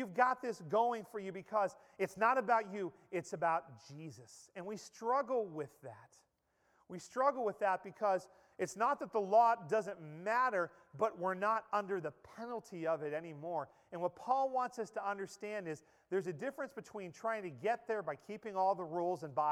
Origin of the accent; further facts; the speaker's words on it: Pennsylvania, United States; moved away; the little mill town where I grew up in Pennsylvania